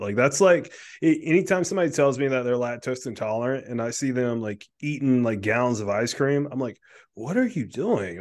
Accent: South Carolina, United States; now in Delaware, United States; I grew up in South Carolina

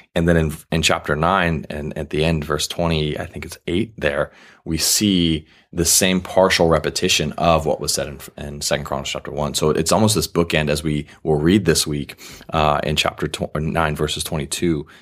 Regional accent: United States; I'm an American

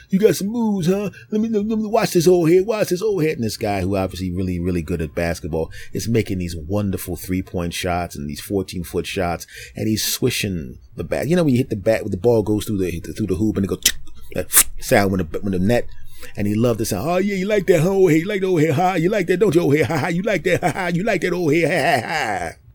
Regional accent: Philadelphia, Pennsylvania, United States; moved away; I'm from Philadelphia originally

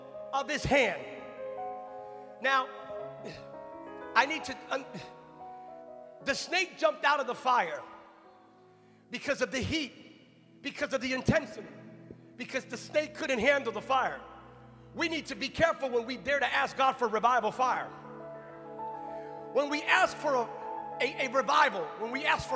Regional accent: California, United States; I'm from California

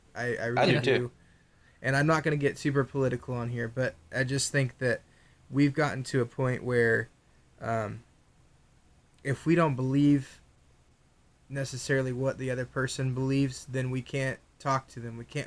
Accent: United States; For me, it's like being an American.

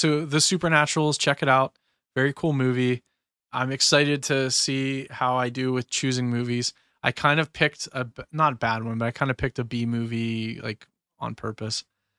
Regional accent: Pennsylvania, United States; Sorry, that's a bad habit. I'm from Western PA, so that's a stupid user.

